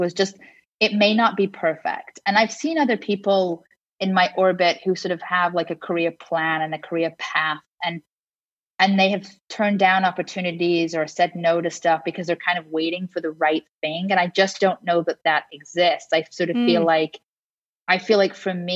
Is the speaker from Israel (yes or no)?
no; Liverpool, North West England, United Kingdom; also born or lived in London; now in Los Angeles, United States; growing up in Liverpool